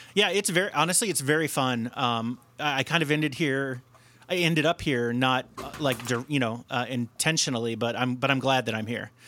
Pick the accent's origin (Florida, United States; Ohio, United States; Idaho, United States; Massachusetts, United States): Ohio, United States; Cincinnati; now in Chicago, United States; I grew up in Cincinnati or outside of Cincinnati